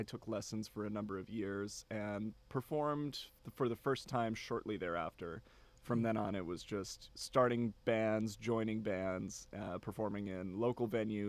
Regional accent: Silver Lake, Wisconsin, United States; born there; moved away as an adult; also born or lived in Milwaukee; now in Bryan, United States; I was born in Wisconsin. {S1} Okay. {S2} In a town called Silver Lake.

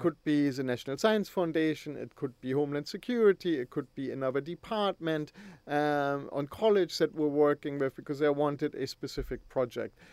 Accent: Germany; moved away; back in Germany when I grew up.

